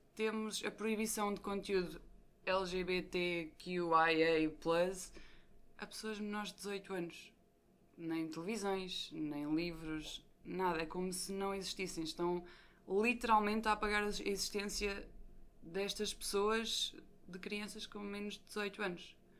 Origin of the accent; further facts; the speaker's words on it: Leiria, Centro, Portugal; sou de Leiria